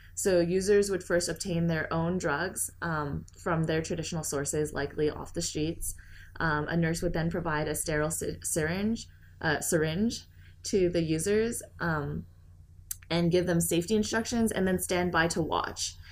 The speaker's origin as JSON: {"language": "English", "country": "Canada", "moved": "yes", "said": "my home country of Canada."}